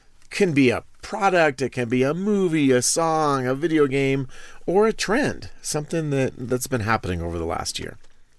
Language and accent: English; Iowa, United States; just meat and potatoes, buddy. I'm from Iowa. I don't need that other stuff.